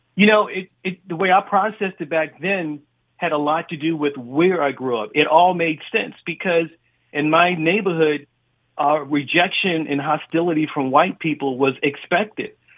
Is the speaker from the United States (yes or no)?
yes; Baltimore, Maryland, United States; I grew up in Baltimore